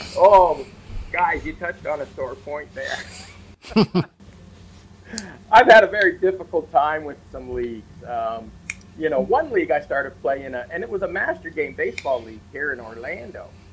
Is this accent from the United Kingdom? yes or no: no; Toronto, Ontario, Canada; I grew up in Toronto